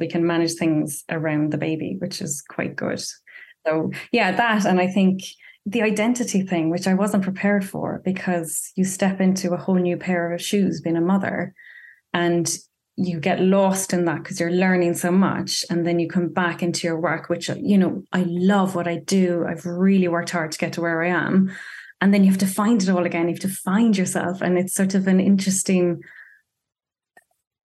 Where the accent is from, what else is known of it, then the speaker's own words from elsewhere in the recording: County Clare, Ireland; now in London, United Kingdom; I grew up in rural West Coast Ireland, County Clare, North County Clare, so right on the Atlantic Ocean